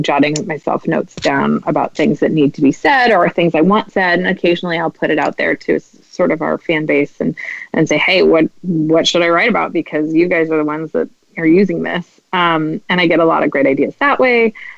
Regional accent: Midwest, United States; I'm Midwestern

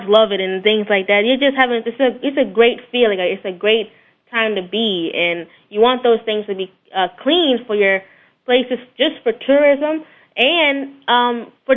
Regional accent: Florida, United States; I'm definitely a Florida boy. My parents are actually, they were born in New Orleans, but I was born in Florida, so I'm the Floridian in the family

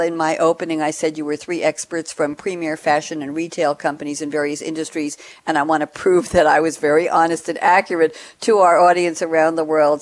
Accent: New York, United States; moved away as an adult; also born or lived in Long Island, New York; now in Durham, United States; recently relocated from New York after 35 years living on Long Island, a couple of miles from where I grew up in Douglaston, New York

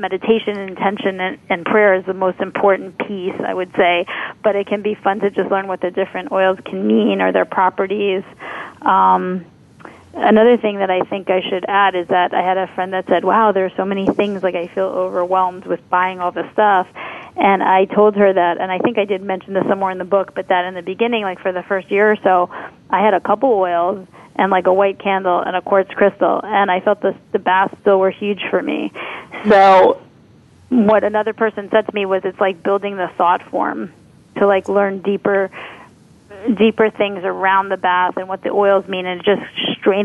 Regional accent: New York City, New York, United States; being a New Yorker

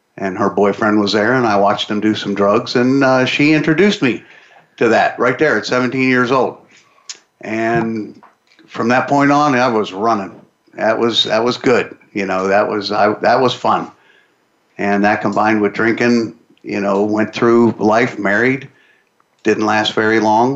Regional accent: Pittsburgh, Pennsylvania, United States; I'm from Pittsburgh.

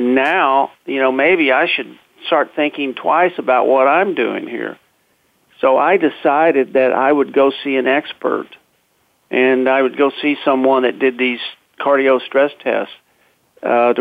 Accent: Texas, United States; moved away; I'm a Texan, a fifth-generation Texan, and I was living in Texas back then

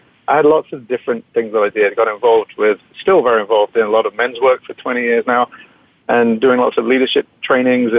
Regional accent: England, United Kingdom; moved away as an adult; now in United States; I came out from England when I was 18, 1983, a long time ago

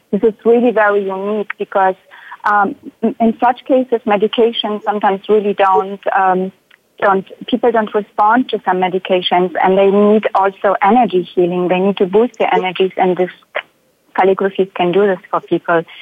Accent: Germany; now in Sweden; I am originally from Germany, but I live in Sweden now.

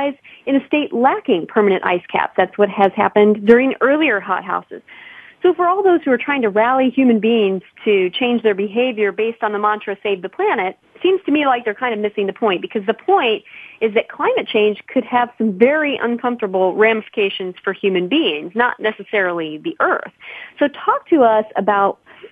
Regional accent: Illinois, United States; I'm from Illinois

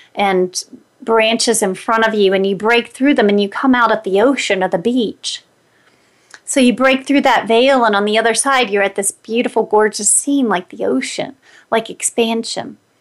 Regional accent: Greenbrier County, West Virginia, United States; now in Denver, United States; that's my hometown. I live in Denver, Colorado now, but I grew up in Greenbrier County, West Virginia

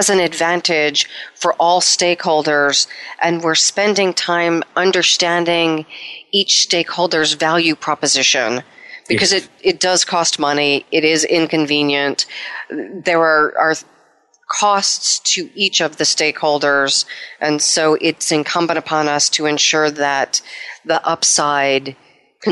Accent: United States; I'm American

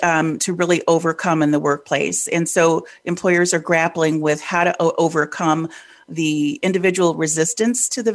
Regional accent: Detroit, Michigan, United States; I'm originally from Detroit, born and bred there.

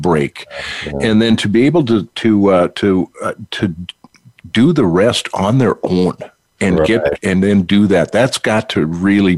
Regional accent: North Dakota, United States; growing up in North Dakota, the Twin Cities

